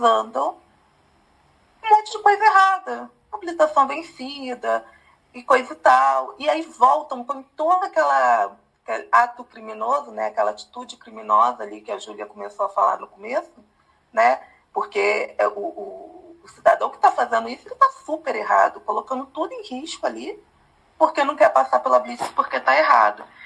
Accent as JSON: {"language": "Portuguese", "region": "Rio de Janeiro", "country": "Brazil", "also_born_or_lived": "São Paulo", "moved": "yes", "said": "estava no Rio, eu sou do Rio"}